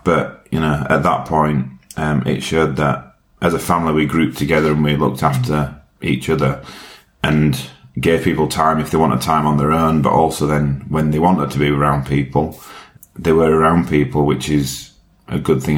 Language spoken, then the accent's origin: English; Yorkshire and the Humber, United Kingdom; accent: Yorkshire; My accent is from Yorkshire um, in the UK. Very proud to be from Yorkshire